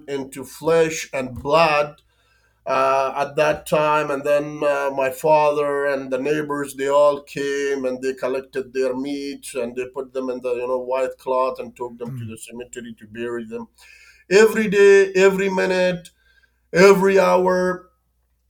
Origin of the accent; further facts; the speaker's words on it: Afghanistan; English is a second language; moved away as an adult; growing in Afghanistan was full of hardship, difficulties, hunger, famine